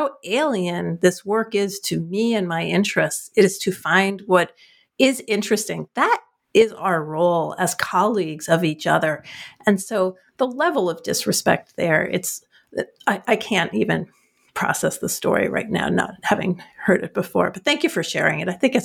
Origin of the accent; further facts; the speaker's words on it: New Jersey, United States; I'm from New Jersey